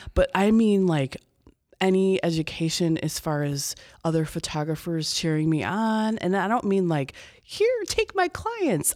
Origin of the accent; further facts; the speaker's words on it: Chicago, Illinois, United States; moved away as an adult; also born or lived in Iowa / Bloomington, Illinois; I'm from the Chicago area originally